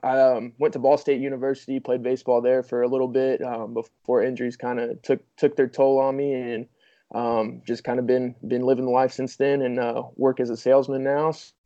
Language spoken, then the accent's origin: English; Indianapolis, Indiana, United States; I'm from Indianapolis, Indiana.